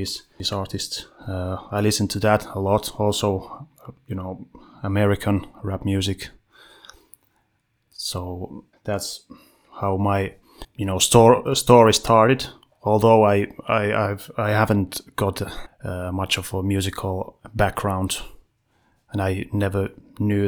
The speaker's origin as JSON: {"language": "English", "town": "Vantaa", "region": "Uusimaa", "country": "Finland", "said": "I'm from Western Vanta, …."}